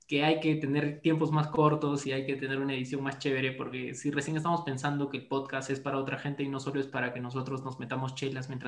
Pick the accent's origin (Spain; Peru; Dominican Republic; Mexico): Peru; Cusco; amigos, no estoy molesto, mi voz es así, van a disculpar, yo vengo del Cusco, somos un poco duros acá, pues pero así somos.